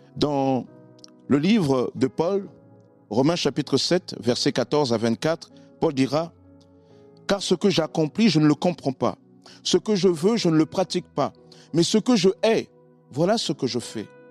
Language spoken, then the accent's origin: French; Sarcelles, Île-de-France, France; also born or lived in Congo-Brazzaville; now in Argenteuil, France; je suis originaire du Congo-Brazzaville. j'ai été élevé par mes grands-parents, etc. Et j'ai rejoint ma mère à l'âge de 10 ans en France